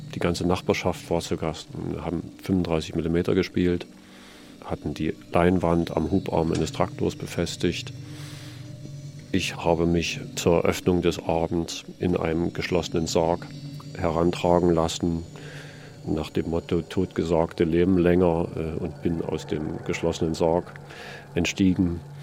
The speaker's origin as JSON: {"language": "German", "region": "Saxony", "country": "Germany", "tie": "born or raised there", "moved": "yes", "lives_now": "Berlin, Germany", "said": "in Sachsen geboren"}